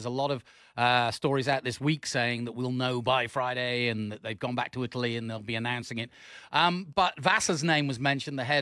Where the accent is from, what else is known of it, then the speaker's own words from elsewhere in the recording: England, United Kingdom; I'm an Englishman